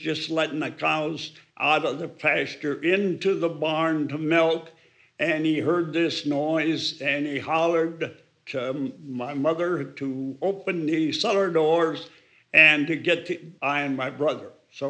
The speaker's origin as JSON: {"language": "English", "town": "Florence", "region": "South Dakota", "country": "United States", "tie": "born or raised there", "said": "I was born and raised in Florence, South Dakota, which is in the northeastern part of South Dakota, right near Watertown, South Dakota."}